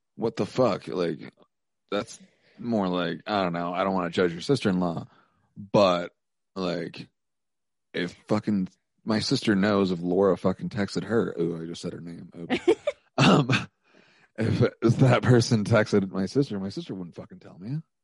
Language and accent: English; Helena, Montana, United States; moved away as an adult; now in Missoula, United States; I might move back to my hometown